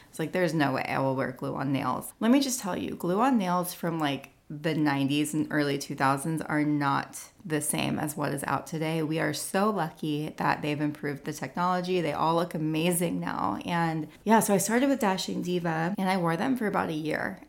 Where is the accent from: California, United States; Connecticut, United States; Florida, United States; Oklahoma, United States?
California, United States; now in Nashville, United States; I'm from California